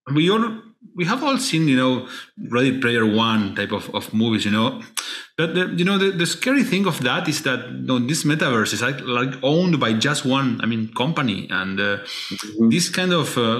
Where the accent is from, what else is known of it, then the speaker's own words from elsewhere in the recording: Argentina; I am from Argentina